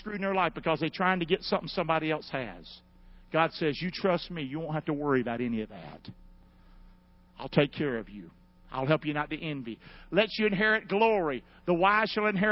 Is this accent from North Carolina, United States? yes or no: yes; Rockingham, North Carolina, United States; now in Englewood, United States; I'm not from here. I'm from Rockingham, North Carolina. But Englewood's my town